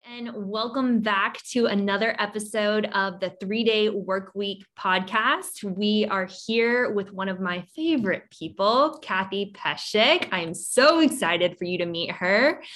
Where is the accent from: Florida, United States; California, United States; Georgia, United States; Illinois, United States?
Georgia, United States; Savannah; my hometown of Savannah, Georgia